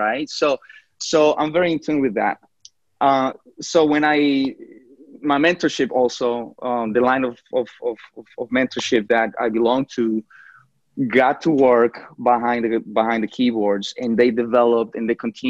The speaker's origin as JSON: {"language": "English", "country": "Colombia", "moved": "yes", "lives_now": "New York, United States", "said": "I remember that when I came from Colombia to New York, my mother was a waitress."}